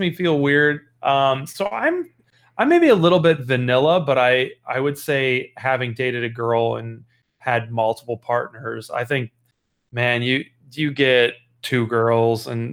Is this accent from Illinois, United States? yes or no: yes; Chicago, Illinois, United States; I'm from Chicago, Illinois